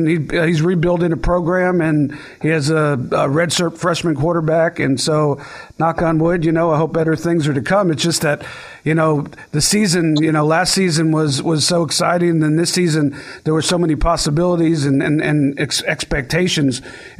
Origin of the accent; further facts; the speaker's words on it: South Florida, United States; also born or lived in Gainesville; I went to school there, but I was a Miami fan growing up in South Florida way before I even went to school up in Gainesville.